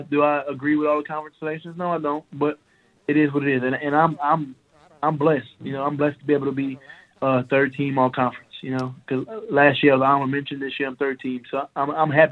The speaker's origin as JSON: {"language": "English", "town": "Lafayette", "region": "Louisiana", "country": "United States", "said": "I'm from Louisiana, and you know, I'm from Lafayette too"}